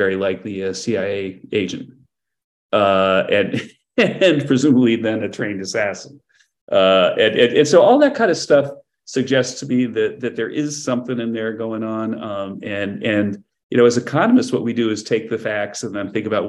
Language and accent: English; Massachusetts, United States; I grew up in Massachusetts in a family that is Irish Catholic